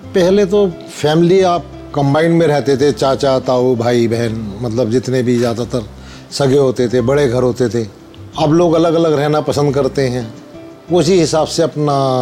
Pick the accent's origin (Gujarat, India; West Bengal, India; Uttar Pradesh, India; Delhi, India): Delhi, India; मैं दिल्ली पुरानी दिल्ली का रहने वाला हूँ